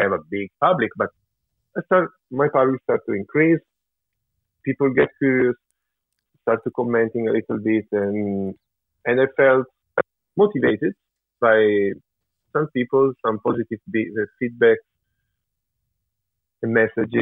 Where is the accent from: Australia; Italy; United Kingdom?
Italy; my father is from Switzerland, even though I grew up in Italy and my mother is from Italy